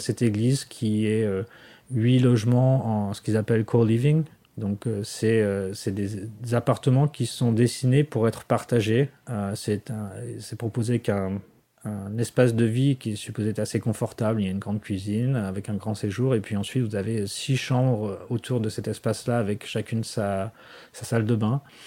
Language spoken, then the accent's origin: French; France; now in Washington, United States; je suis français plus que jamais